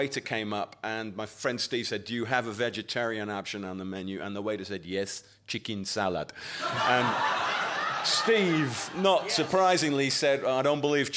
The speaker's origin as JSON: {"language": "English", "region": "Yorkshire and the Humber", "country": "United Kingdom", "said": "I come from Yorkshire."}